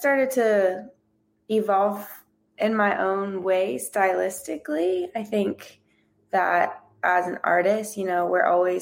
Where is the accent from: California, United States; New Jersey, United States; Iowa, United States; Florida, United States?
Florida, United States; I'm originally from Florida.